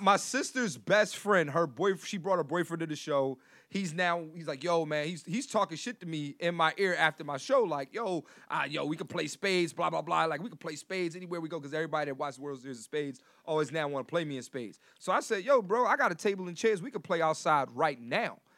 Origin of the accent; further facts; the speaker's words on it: Philadelphia, Pennsylvania, United States; I'm from Philly.